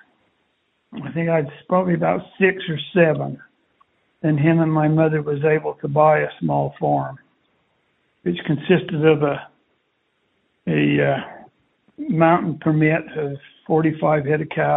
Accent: Castle Dale, Utah, United States; I grew up in Cassadale, Utah

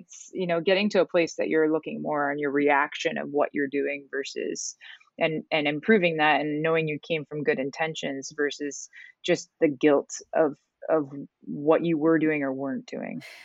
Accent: Canada; moved away as an adult; I'm originally from Canada

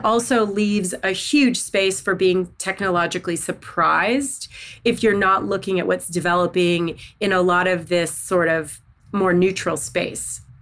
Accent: Southeast Missouri, United States; also born or lived in Northeast Arkansas; I was born in Northeast Arkansas. I grew up in Southeast Missouri.

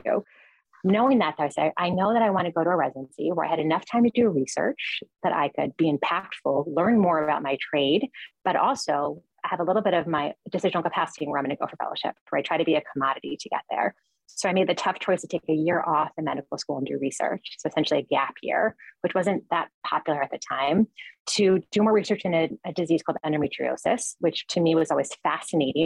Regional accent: New York, United States; I'm a New Yorker and I always leave New York and come back

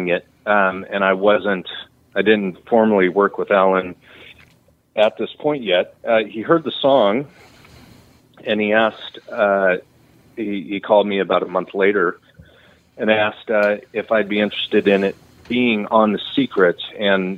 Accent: Redding, California, United States; also born or lived in Texas / Nashville; I grew up in Redding

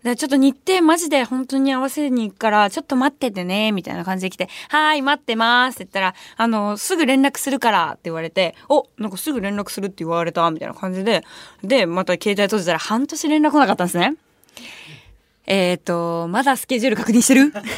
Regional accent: Japan; ご飯行こうって言ったらもうご飯ちゃんと行くしみたいな感じの街でやっぱ生まれ育ってるのね

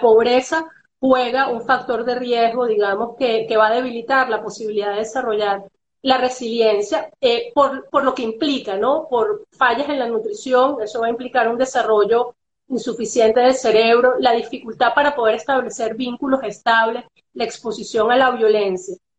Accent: Venezuela; Nosotros como venezolanos

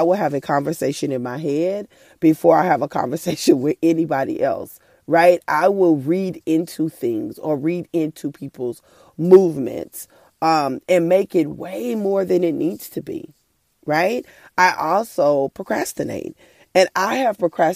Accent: Oklahoma, United States; I'm from Oklahoma

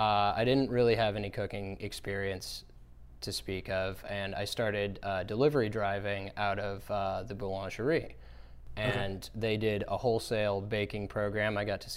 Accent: Portland, Oregon, United States; No, I'm from Portland, Oregon.

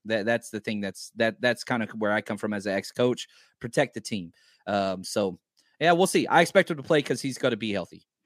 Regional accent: Dallas, Texas, United States; accent: Southern; growing up in Texas, you know, I, I, I was raised in a trailer park in Dallas

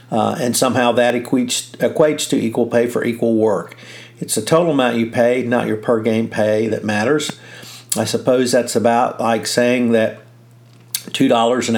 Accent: Texas, United States; as a Texan

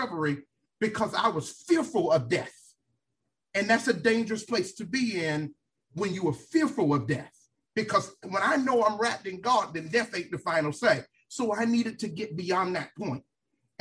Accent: Miami, Florida, United States; now in Tallahassee, United States; I am from Miami, Florida. I grew up in a single-parent home.

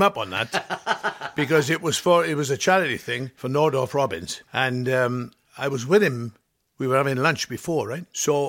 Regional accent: Pontypridd, Wales, United Kingdom; moved away as an adult; also born or lived in Barry Island / Las Vegas; I come from Pontypridd. Now, in Pontypridd, where I come from, we talk like this.

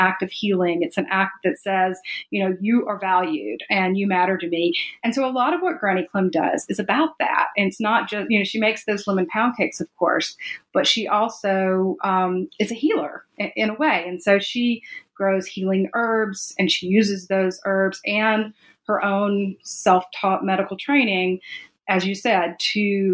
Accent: Jackson, Mississippi, United States; I was raised in Jackson, Mississippi

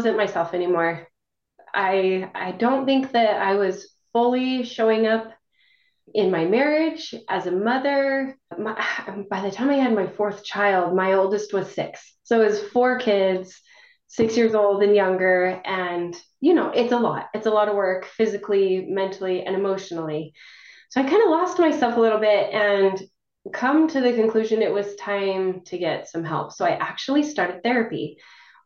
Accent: northern Wyoming, United States; moved away as an adult; also born or lived in Arizona; now in Utah, United States; I'm originally from Wyoming, northern Wyoming. I came down to Utah for school

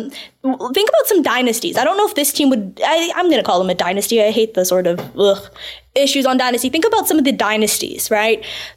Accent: Canada; I'm Canadian.

